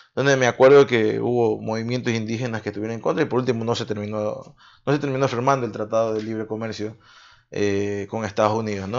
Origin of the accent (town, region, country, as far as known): Ecuador